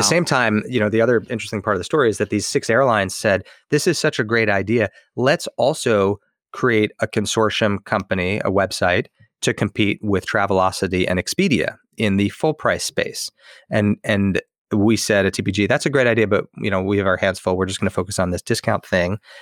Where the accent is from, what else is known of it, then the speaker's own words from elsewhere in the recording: Los Angeles, California, United States; moved away as an adult; also born or lived in Seattle; move back to L